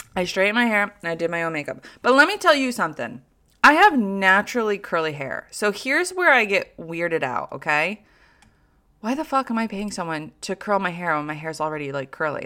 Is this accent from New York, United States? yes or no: yes; Troy, New York, United States; I'm a South Troy woman, okay? Like, I look like I'm from South Troy.